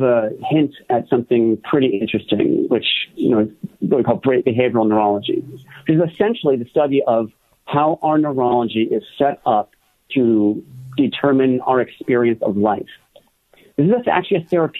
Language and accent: English; Los Angeles, California, United States; also born or lived in San Francisco; now in Northern California, United States; originally I'm from the Los Angeles area, born and raised in L.A., where I grew up and even went to college